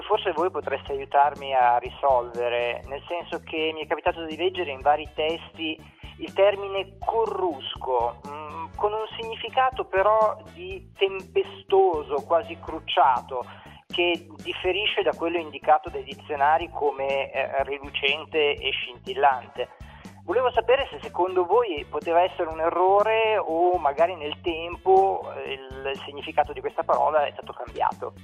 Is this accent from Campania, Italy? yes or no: no; Milan, Lombardy, Italy; sono di Milano